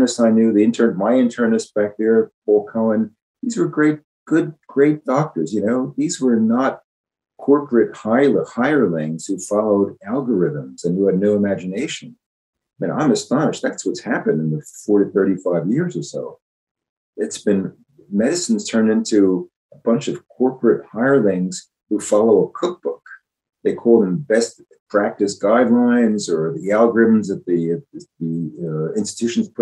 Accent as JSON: {"language": "English", "town": "Philadelphia", "region": "Pennsylvania", "country": "United States", "tie": "born or raised there", "said": "Growing up in Philadelphia, where the Declaration of Independence was signed"}